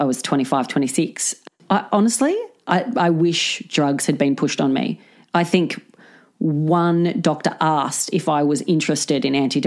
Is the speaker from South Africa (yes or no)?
no; Central Coast, New South Wales, Australia; moved away; I'm from the Central Coast